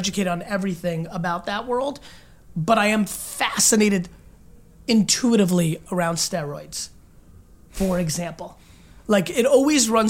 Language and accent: English; United States; I grew up in America